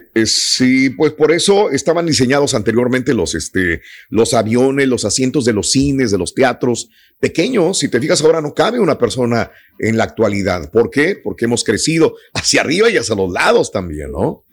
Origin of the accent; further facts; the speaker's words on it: Mexico; como mexicanos estamos bien en, México